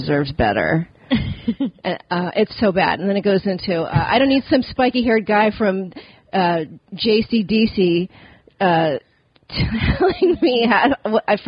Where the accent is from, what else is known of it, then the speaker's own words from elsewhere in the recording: California, United States; also born or lived in Virginia; I'm from California. Born in Virginia. 6 months later, parents moved to here